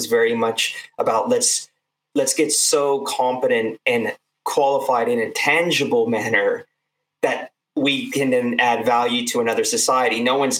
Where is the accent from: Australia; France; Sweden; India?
India; It's interesting. I think particularly with, being Indian, and I'm Indian obviously as well. I think, you know, if you look at India as a country, so populated, so much education.